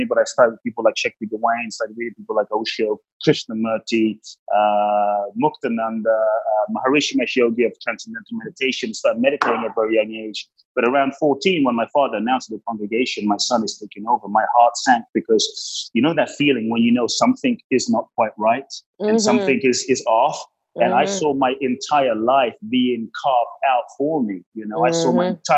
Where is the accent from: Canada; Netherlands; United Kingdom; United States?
United Kingdom; London; also born or lived in Ghana; I grew up in London.